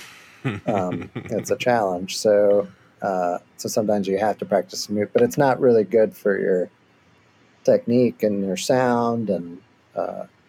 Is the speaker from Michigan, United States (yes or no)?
yes; Michigan, United States; now in Austin, United States; I am from Michigan